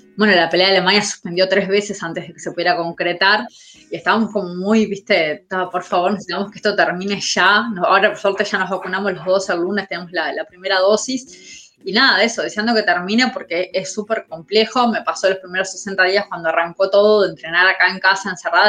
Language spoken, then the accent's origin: Spanish; Montevideo, Uruguay; soy de La Teja